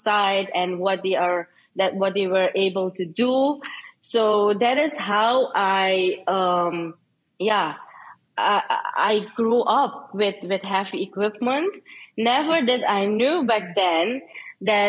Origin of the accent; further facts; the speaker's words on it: Suriname; I'm from Suriname. That is a small country in South America. And it's already 1 o'clock here